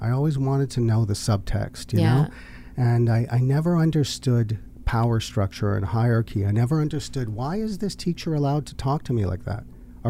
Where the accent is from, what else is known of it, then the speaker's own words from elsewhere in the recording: Canada; also born or lived in Los Angeles, United States; Dual citizen. I identify as Canadian.